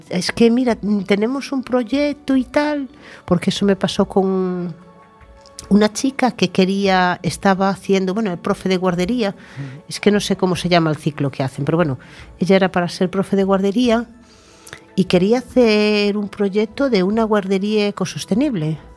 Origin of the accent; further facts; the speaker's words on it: Tordoia, Galicia, Spain; moved away; llevo 30 años viviendo aquí, 32 ya, pero mi Tordoya natal es mi Tordoya natal